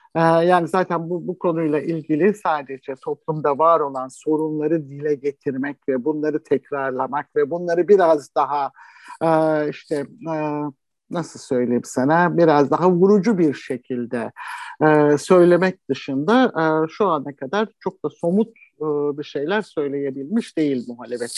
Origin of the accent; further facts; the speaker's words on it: Istanbul, Turkey; ben de çocukluğum şeyde geçti, Anadolu yakasında geçti